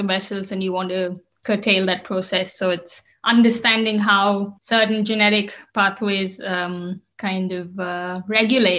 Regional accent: Bangalore, Karnataka, India; moved away as an adult; also born or lived in United Kingdom; now in Germany; I come from Bangalore, which is a city in the south of India.

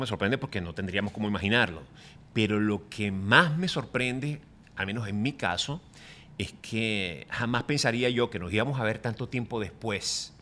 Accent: Venezuela; moved away as an adult; now in Miami, United States; volver a mi tierra

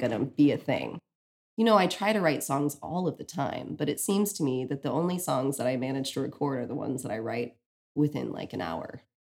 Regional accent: Texas, United States; moved away as an adult; now in Brooklyn, United States; I grew up in Texas

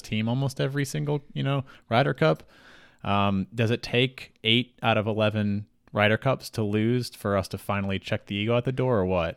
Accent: United States; We're all from the United States. We're all American citizens.

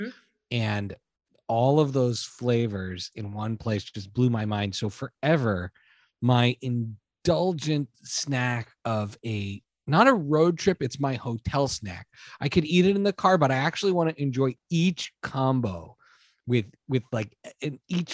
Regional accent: Montreal, Quebec, Canada; I grew up in Canada

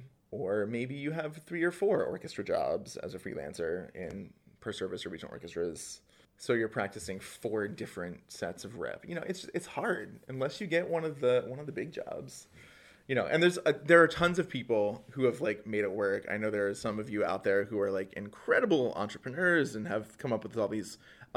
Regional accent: rural Pennsylvania, United States; born or raised there; now in New York, United States

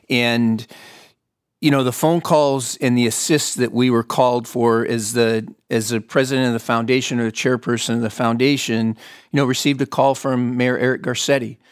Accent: Fontana, California, United States; I was born and raised in Fontana, California

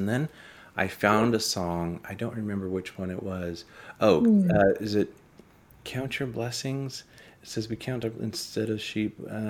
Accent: Los Angeles, California, United States; I grew up in Los Angeles

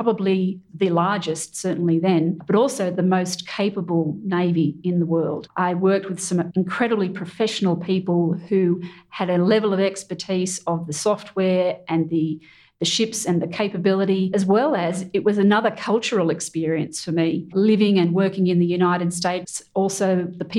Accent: Australia; as an Australian

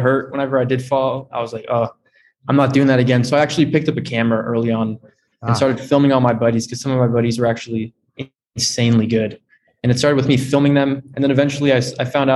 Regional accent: Berkeley, California, United States; growing up in Berkeley

